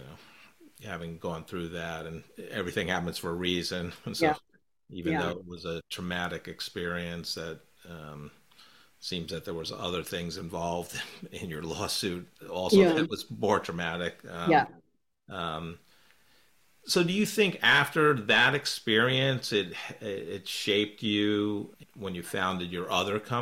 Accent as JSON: {"language": "English", "region": "New York", "country": "United States", "tie": "born or raised there", "moved": "yes", "lives_now": "Kansas City, United States", "said": "I grew up in New York, went to school in Manhattan College in the Bronx."}